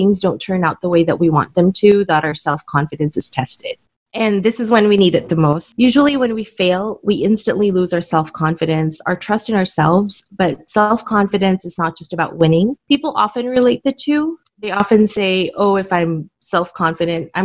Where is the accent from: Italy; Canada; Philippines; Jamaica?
Philippines; Manila, Metro Manila; I was born and raised in Manila, Philippines